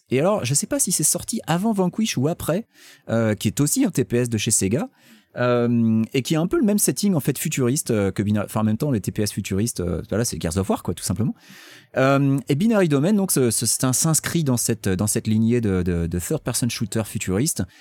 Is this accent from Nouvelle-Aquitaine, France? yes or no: no; Occitania, France; accent: Toulouse; j'ai un accent toulousain et je ne crois pas que Charles Pasqua il soit toulousain.